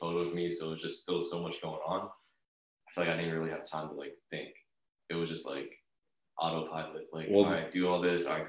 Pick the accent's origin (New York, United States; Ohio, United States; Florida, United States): Florida, United States; Tampa; growing up in Tampa